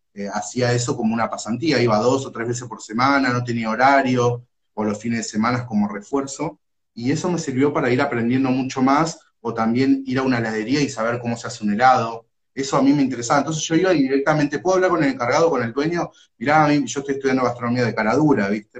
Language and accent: Spanish; Ituzaingó, Corrientes, Argentina; now in Moreno, Argentina; vivo acá en Moreno, pero nací y me crié en Corrientes, en Ituzaingó